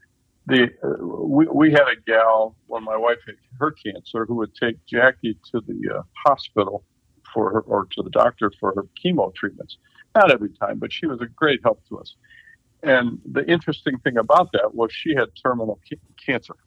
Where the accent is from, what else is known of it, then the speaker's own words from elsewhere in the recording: Midwest, United States; we're from the Midwest